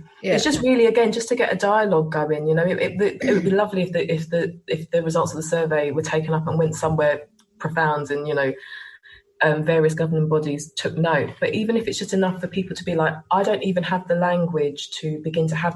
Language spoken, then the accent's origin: English; England, United Kingdom; I'm also English and British and hold a British passport.